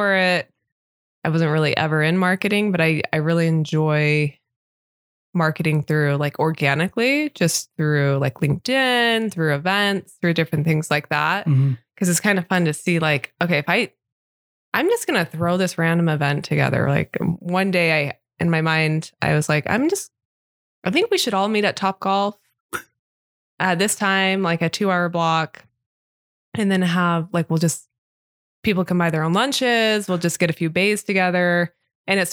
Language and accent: English; Temecula, California, United States; moved away as an adult; also born or lived in England; I grew up in California